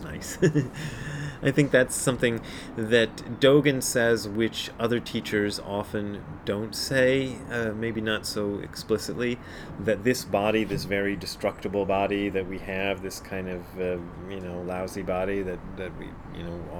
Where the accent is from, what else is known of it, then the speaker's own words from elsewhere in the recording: Hamilton, Ohio, United States; moved away; also born or lived in Nairobi, Kenya / Japan; I was born in Hamilton, Ohio, and lived in Nairobi, Kenya, and worked in Japan